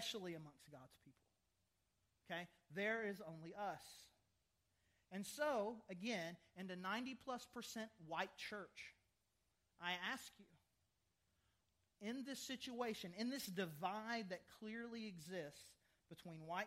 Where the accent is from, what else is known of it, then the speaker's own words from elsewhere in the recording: the South, United States; I'm from the South